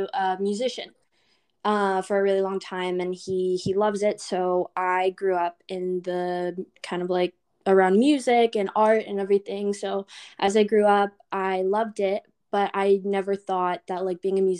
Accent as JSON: {"language": "English", "country": "Canada", "also_born_or_lived": "London, Ontario", "said": "I'm a Canadian artist. I live in a little town called London, Ontario"}